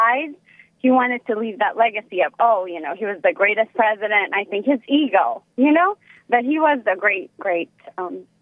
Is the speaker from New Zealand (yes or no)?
no; Ethiopia; now in United States; I'm from Mommy Ethiopia